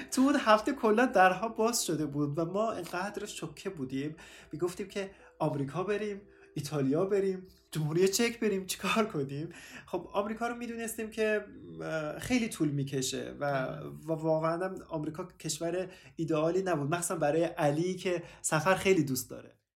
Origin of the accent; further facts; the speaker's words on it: Afghanistan; moved away; also born or lived in Turkey; من افغان هستم